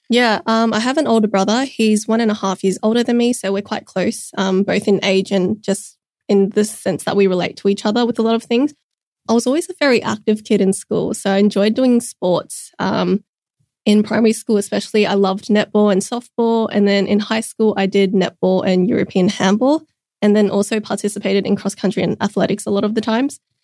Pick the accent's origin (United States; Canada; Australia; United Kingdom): Australia; Sydney, New South Wales; I was born in Sydney, raised here my whole life. Specifically, I've been living in southwest Sydney for my whole life